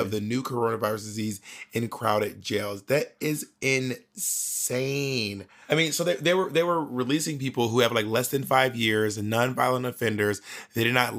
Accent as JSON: {"language": "English", "area": "Clayton County", "region": "Georgia", "country": "United States", "said": "I'm from Clayton County, the subs"}